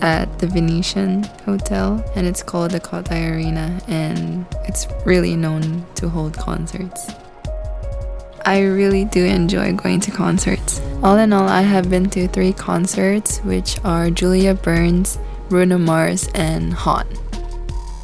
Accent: Macau; I'm from Macau. My parents are originally from Philippines, but they migrated to Macau to work.

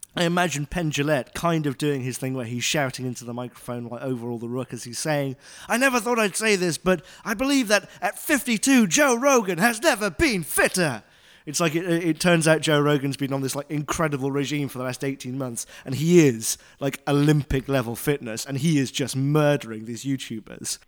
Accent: United Kingdom; moved away; I'm British

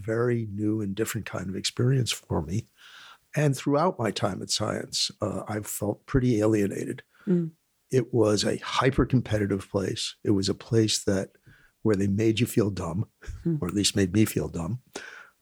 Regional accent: New York City, New York, United States; I grew up in Riverdale in an apartment house that is maybe two blocks from where we are now

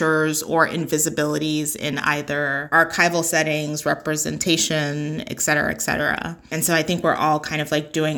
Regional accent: New York, United States; moved away as an adult; now in Philadelphia, United States; while I am a Black woman in Philadelphia, I am not a Black Philadelphian. I grew up in New York

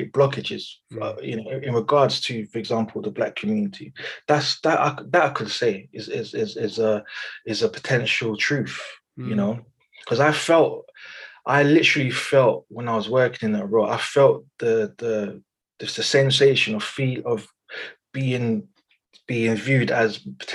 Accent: United Kingdom; I am very much British. I was born here, second, third generation born here.

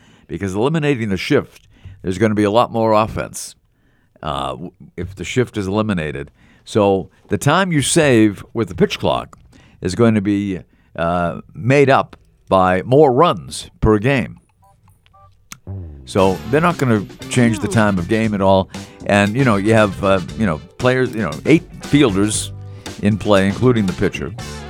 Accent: Scotland, United Kingdom; It was cheap. It was inexpensive, and I'm Scottish.

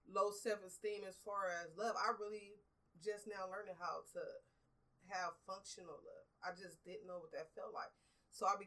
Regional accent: Los Angeles, California, United States; I grew up in Watts in the um, I was born in '78, so I went through the '80s and the '90s area when it was really heavily drugs, violence

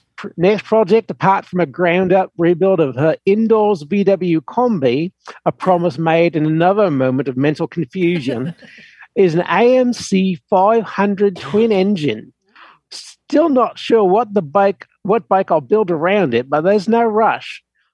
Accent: New Zealand; I grew up in New Zealand. My first bike was a 1950-ish Matchless 500 single.

